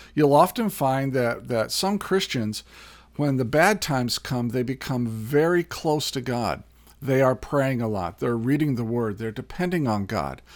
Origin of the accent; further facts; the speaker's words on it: Indiana, United States; also born or lived in California; now in Minnesota, United States; I was born in Indiana, um, spent a year in California, and then have spent the last 30 years here in Minnesota